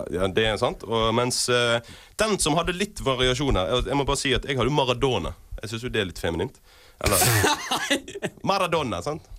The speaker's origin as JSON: {"language": "Norwegian", "country": "Norway", "said": "Som nordmenn som vi er"}